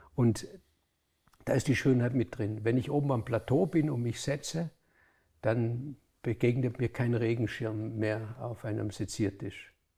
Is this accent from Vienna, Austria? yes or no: no; Hohenems, Vorarlberg, Austria; In Hohenems, wo ich, wo ich aufgewachsen bin